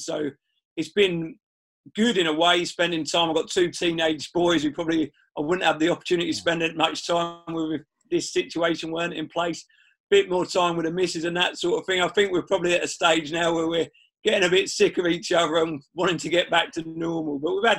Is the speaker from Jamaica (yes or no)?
no; Cambridge, East of England, United Kingdom; I just had my first child with my girlfriend at the time, and I'm from Cambridge, so it gave me the opportunity to move back, which we were looking to move back to the area.